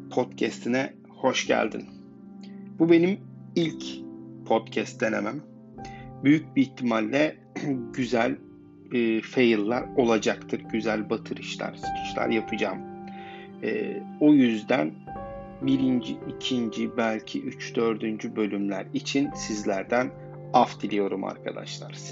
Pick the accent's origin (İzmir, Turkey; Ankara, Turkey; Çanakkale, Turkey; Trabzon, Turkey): Ankara, Turkey; Gölbaşı; born there; Ben Ankara Gölbaşı'nda doğdum. Ailem Artvinli.